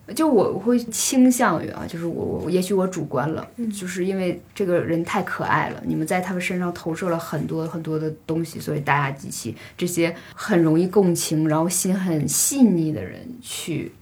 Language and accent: Chinese; Northeast China, China; 我是东北人嘛